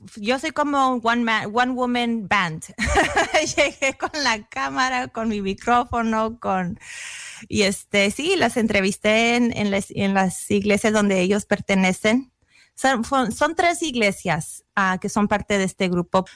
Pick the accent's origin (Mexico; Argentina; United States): United States; US–Mexico border; accent: pocha; moved away; Yo soy nacida aquí en los Estados Unidos, crecí en la frontera, pero allá en la frontera se habla mucho el inglés y el español muy combinado.